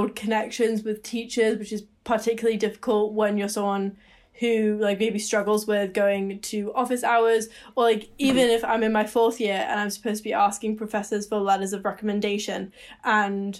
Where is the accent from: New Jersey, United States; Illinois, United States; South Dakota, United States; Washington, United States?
Washington, United States; Seattle; moved away as an adult; now in Victoria, Canada; I moved home to Seattle because I'm not a Canadian citizen